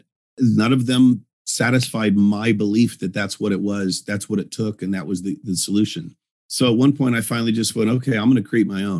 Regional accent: Northern Colorado, United States; also born or lived in California; grew up most of my childhood from the time I was 7 to 18 in Northern Colorado

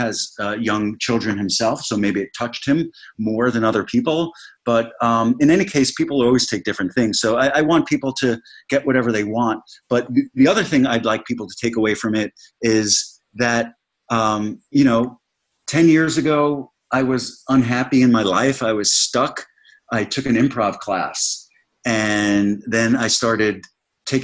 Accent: Bellmore, New York, United States; my hometown of Belmore, New York, on Long Island, where I grew up

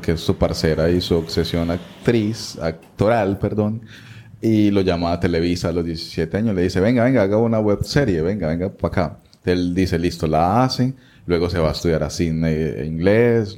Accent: Colombia; somos colombianos

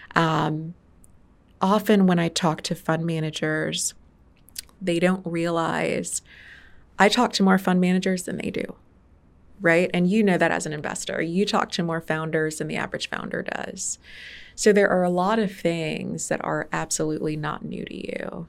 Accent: Detroit, Michigan, United States; also born or lived in Farmington Hills, Michigan / Grand Blanc, Michigan; I grew up in Detroit, Michigan for most of my life. I was born in Detroit, Michigan.

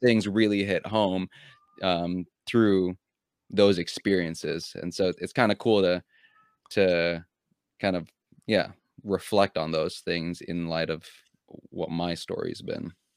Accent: United States; also born or lived in Philippines; I came from another country, but even when I went home back to the Philippines, I was also seen as a little bit of an outsider because I, I w, I was growing up in America

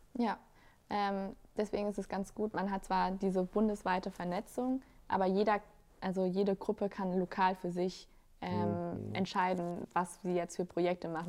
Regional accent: Germany; ich bin in Deutschland geboren

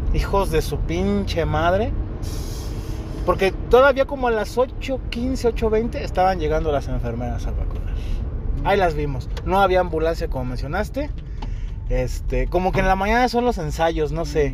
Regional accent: Mexico; como buen mexicano, porque somos puntuales los mexicanos

